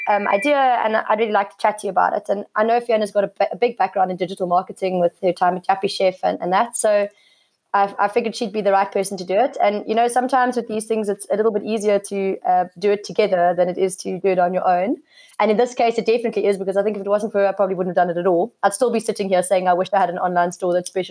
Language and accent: English; Cape Town, Western Cape, South Africa; now in Somerset West, South Africa; I'm born and bred in Cape Town. I've been living in Somerset West for the last 7 years